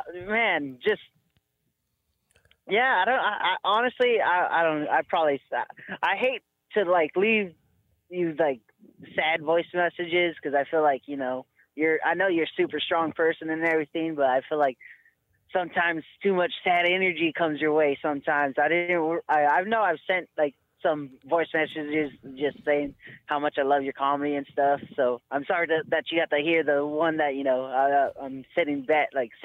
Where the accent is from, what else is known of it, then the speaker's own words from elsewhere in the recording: Eugene, Oregon, United States; so I grew up here in Eugene, Oregon with my two aunts.